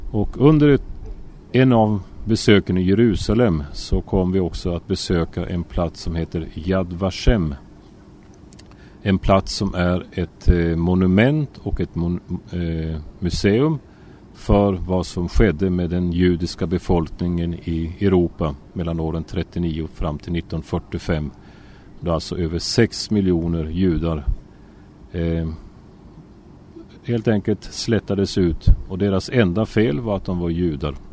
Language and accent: Swedish; Sweden; now in Israel; Och eh, så jag får börja från början. Alltså jag är född och har vuxit upp i Sverige.